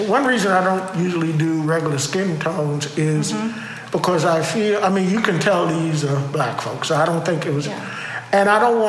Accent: New York, United States; moved away as an adult; now in Houston, United States; when I was growing up in New York.

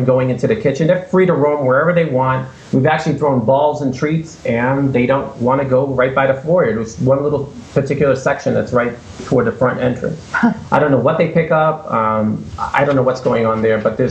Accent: Boston, Massachusetts, United States; moved away as an adult; now in Gardner, United States; originally I'm from Boston

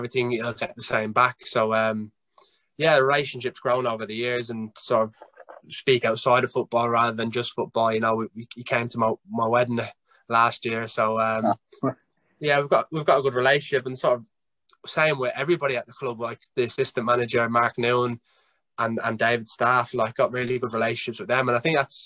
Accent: Ireland; now in England; I'm Irish, but I have to put on my English accent

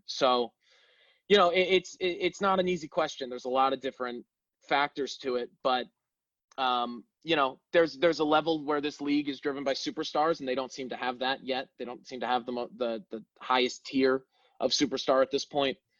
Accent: Connecticut, United States; moved away as an adult; now in Chicago, United States; I'm from uh, from the Connecticut area

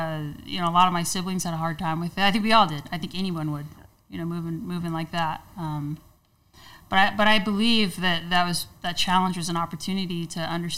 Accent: San Jose, California, United States; moved away; also born or lived in Arizona; we grew up in San Jose, on the east side of San Jose.

